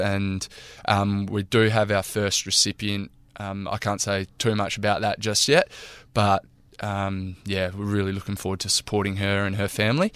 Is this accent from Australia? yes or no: yes; Narrabeen, New South Wales, Australia; now in Karratha, Australia; my hometown in Narrabeen